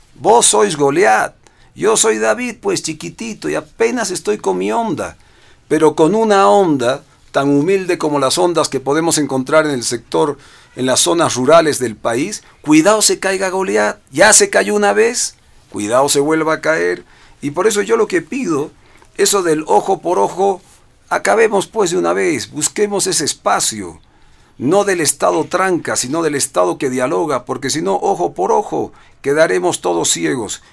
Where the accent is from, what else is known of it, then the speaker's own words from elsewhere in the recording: Bolivia; lo digo como boliviano